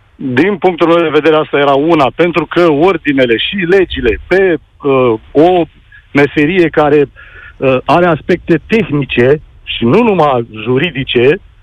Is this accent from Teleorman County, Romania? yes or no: no; Bucharest, Romania; Sunt din București